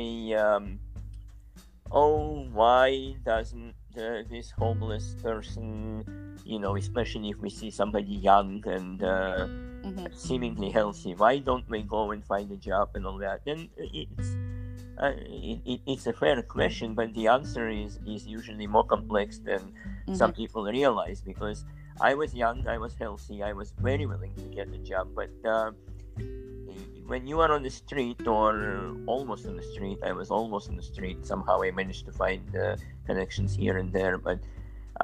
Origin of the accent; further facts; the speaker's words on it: Vilnius, Vilnius County, Lithuania; moved away as an adult; now in United States; I'm from Vilnius, Lithuania